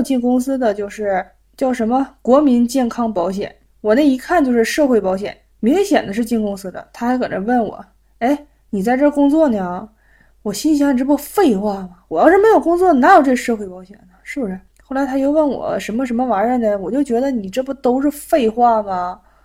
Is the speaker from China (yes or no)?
yes; China; now in Japan; 我们中国人